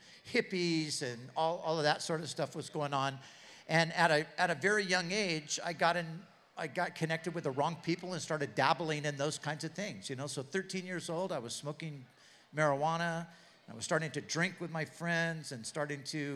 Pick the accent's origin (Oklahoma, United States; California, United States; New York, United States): California, United States; Southern; I grew up in Southern California